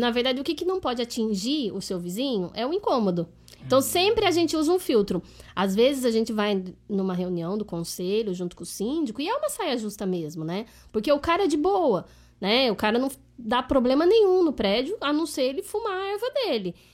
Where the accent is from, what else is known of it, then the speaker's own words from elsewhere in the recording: Limeira, São Paulo, Brazil; moved away; also born or lived in South of Minas Gerais; De Sou de Limeira.